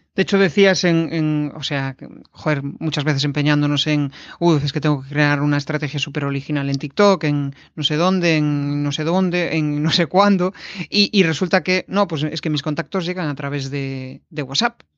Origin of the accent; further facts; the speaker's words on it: Galicia, Spain; now in Vigo, Spain; somos los dos gallegos, eh, nacimos en el, mismo, en el mismo ayuntamiento